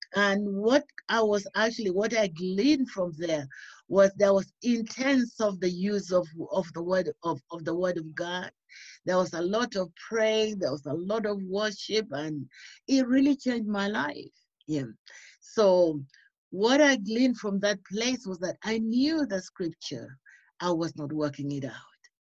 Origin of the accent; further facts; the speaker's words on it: Uganda; moved away as an adult; I originally I'm from Uganda, but then I've lived in this country for so many years, over 30, 40 years now.